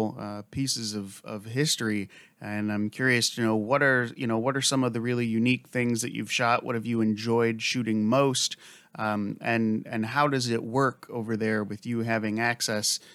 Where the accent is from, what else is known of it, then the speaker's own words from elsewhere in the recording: United States; as an American